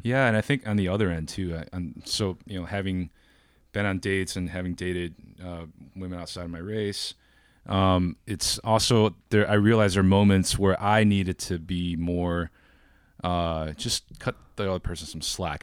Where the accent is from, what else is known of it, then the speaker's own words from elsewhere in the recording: Wheaton, Illinois, United States; moved away as an adult; also born or lived in China; now in Oakland, United States; I was born in China. I moved to the States when I was nine. Uh, so I'm a first generation immigrant. and, uh, grew up in Chicago in the suburbs